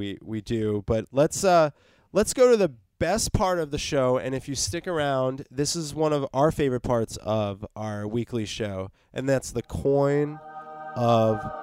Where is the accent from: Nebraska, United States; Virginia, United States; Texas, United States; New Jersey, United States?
New Jersey, United States; also born or lived in New York; I'm from New Jersey. I was born in New York, but I was raised in North Jersey